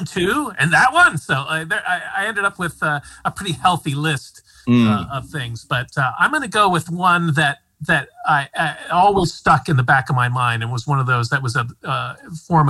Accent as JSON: {"language": "English", "region": "Midwest", "country": "United States", "said": "I'm a Midwestern"}